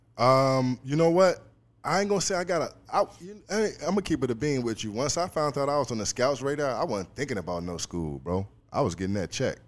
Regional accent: Chicago, Illinois, United States; moved away as an adult; now in Los Angeles, United States; I'm originally from Chicago, Illinois. Um, you know, grew up there my whole life

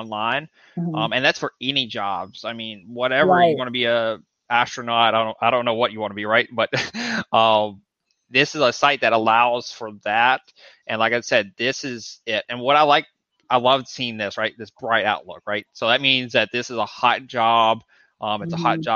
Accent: Texas, United States; moved away; I'm from Texas.

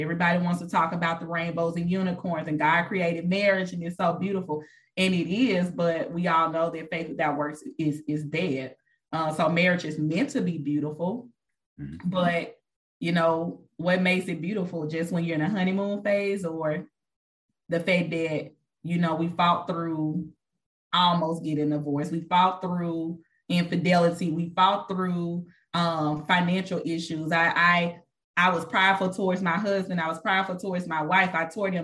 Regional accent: Mississippi, United States; moved away as an adult; now in Texas, United States; I moved here from Mississippi, born and raised. I moved here

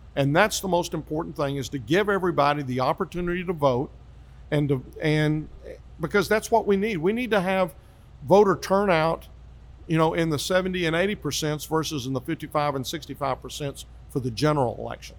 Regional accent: Grand Prairie, Texas, United States; also born or lived in Hurst, Texas; I grew up in Grand Prairie, part of Dallas County

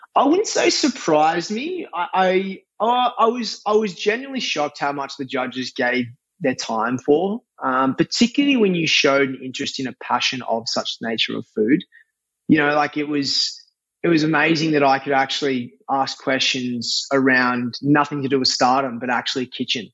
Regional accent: Australia; moved away as an adult; now in New York, United States; as an Aussie

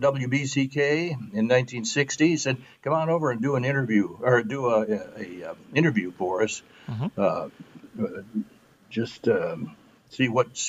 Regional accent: Albion, Michigan, United States; I was born and raised in Albion, which isn't that far away, so never got that far away from home

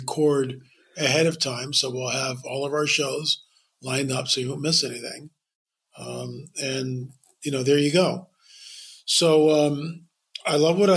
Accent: Lancaster County, Pennsylvania, United States; moved away as an adult; I grew up in Lancaster County till I was 18

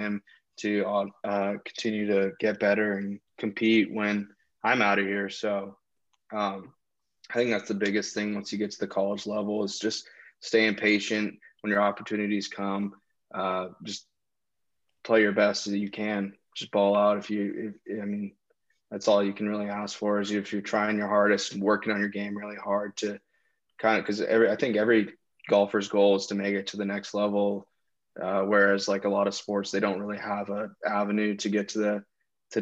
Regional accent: Sacramento, California, United States; My parents had shared season tickets with like 4 other families. And so we'd go to games growing up in Arco Arena.

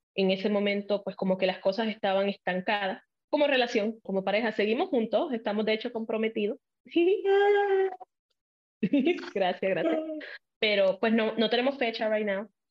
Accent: Puerto Rico; first language Spanish; moved away as an adult; also born or lived in Illinois, United States; now in United States; Yo nací en Estados Unidos, en Illinois, pero me fui a los cuatro años a Puerto Rico con mi mamá y la familia de mi mamá, porque mis papás se divorciaron. Entonces, toda mi niñez fue en Puerto Rico

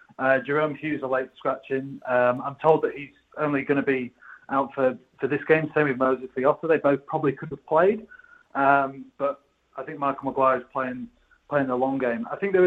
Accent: England, United Kingdom; as an Englishman

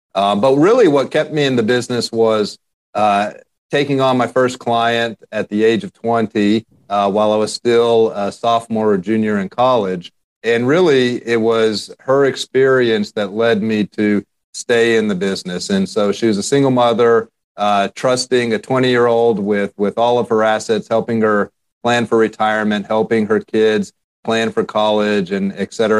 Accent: Central Texas, United States; I grew up in Central Texas

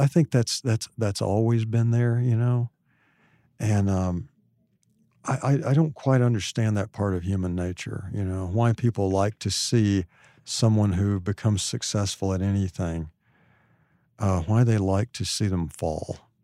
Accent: Hot Springs, Arkansas, United States; Hot Springs, which is where I'm from

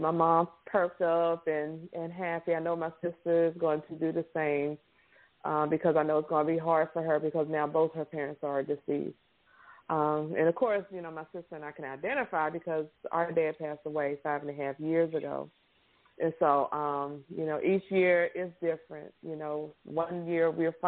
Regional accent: Virginia, United States; now in Louisiana, United States; I'm from Virginia originally. I live in Louisiana.

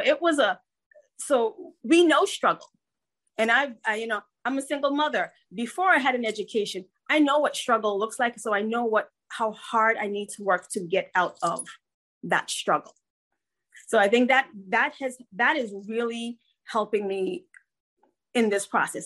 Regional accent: Georgetown, Demerara-Mahaica, Guyana; also born or lived in New Jersey; now in United States; I am an immigrant. I was born in Georgetown, Guyana, South America, and emigrated here with my parents.

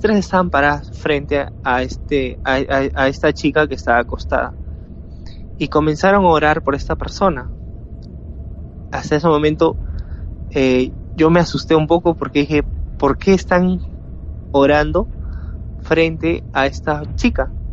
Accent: Peru; soy de Perú

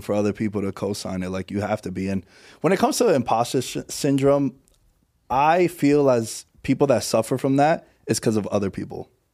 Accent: New York City, New York, United States; moved away as an adult; now in Las Vegas, United States; I'm from Queens originally

